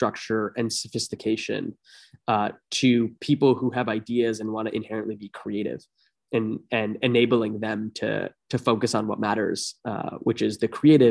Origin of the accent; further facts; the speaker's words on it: Toronto, Ontario, Canada; moved away as an adult; also born or lived in Bay Area; I was born and raised in Toronto, or a suburb of Toronto